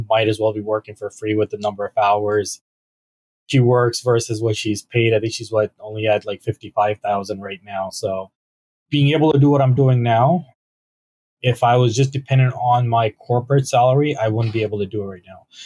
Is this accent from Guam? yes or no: no; London, Ontario, Canada; also born or lived in Mississauga / Toronto / Waterloo / Kitchener; I actually grew up in London. I went to Western